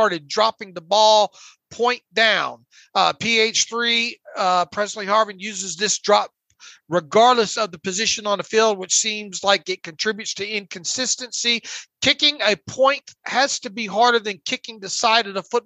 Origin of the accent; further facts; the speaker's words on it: Northwest Florida, United States; growing up in Northwest Florida